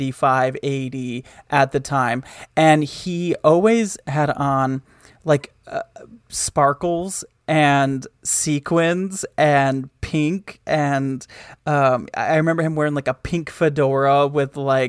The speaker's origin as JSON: {"language": "English", "region": "Michigan", "country": "United States", "tie": "born or raised there", "said": "The mall in my hometown was there were two. There was one that was like in the town, and then there was one that was like 15 minutes away. The one that was in the town was called the Woodland Mall."}